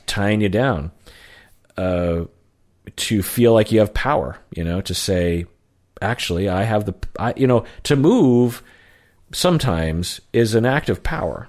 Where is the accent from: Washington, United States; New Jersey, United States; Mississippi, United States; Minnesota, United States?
Washington, United States; Sammamish; also born or lived in Seattle; I grew up mainly in Sammamish, which is like fifteen miles from Seattle.